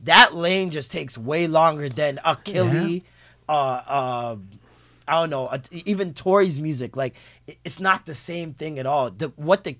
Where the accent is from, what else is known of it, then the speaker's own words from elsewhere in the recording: Toronto, Ontario, Canada; I'm from Toronto.